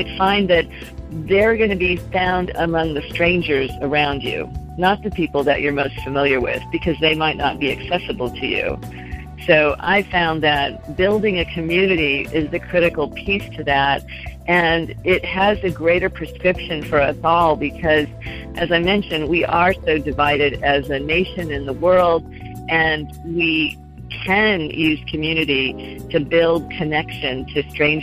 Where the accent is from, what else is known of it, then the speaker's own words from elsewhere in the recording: Los Angeles, California, United States; I come from Los Angeles, where we're always in our cars, so we're used to being alone.